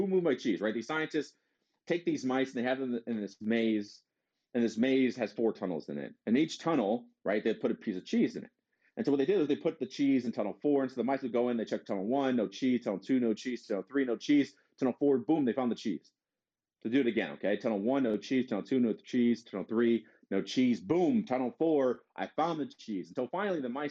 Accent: Detroit, Michigan, United States; I'm from Detroit

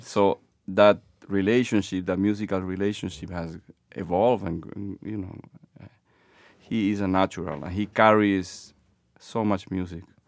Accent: Lima, Peru; moved away as an adult; now in Boston, United States; born and raised in Lima, Peru, Bostonian since twenty-five years ago.

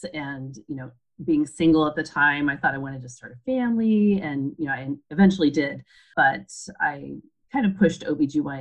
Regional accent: Alaska, United States; moved away as an adult; also born or lived in Pennsylvania / Minnesota; moved back to my home state of Alaska, where I was born and raised

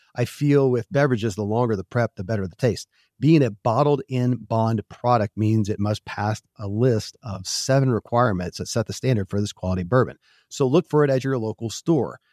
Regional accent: Kentucky, United States; born or raised there

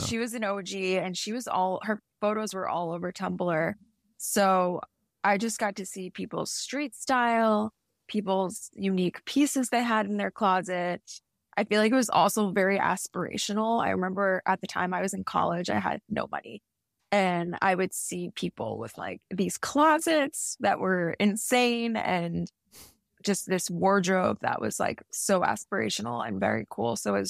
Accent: New York, United States; now in Miami, United States; I feel like I never take for granted living somewhere warm now since I grew up in New York.

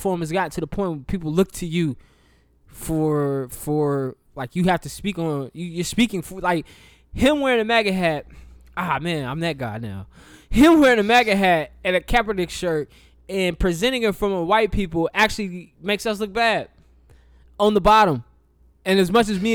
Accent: the South, United States; I'm from the South

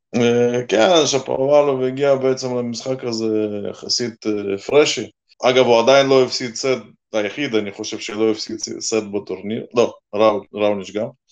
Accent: Russia; now in Israel; אני עוד זוכר מה, מהילדות, שגדלנו שם

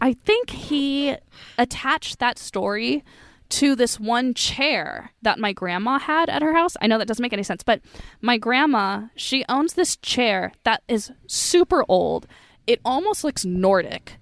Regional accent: United States; also born or lived in San Diego; growing up in the States

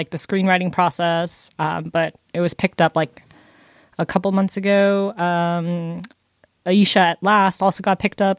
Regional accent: Los Angeles, California, United States; also born or lived in New York; we're from LA.

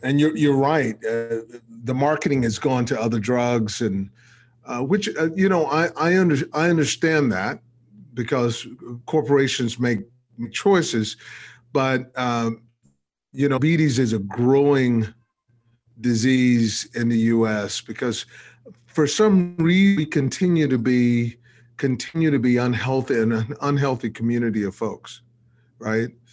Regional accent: Texas, United States; I'm a Texan, so I grew up in Texas

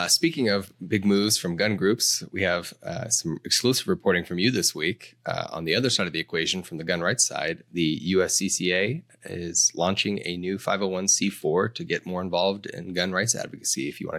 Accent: Colorado, United States; my home state, Colorado

